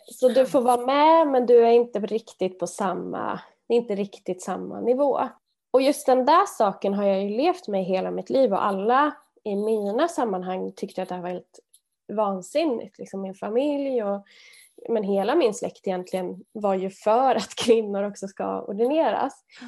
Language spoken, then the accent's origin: Swedish; Arvika, Värmland, Sweden; jag växte upp i Värmland, Arvika, eh, en liten stad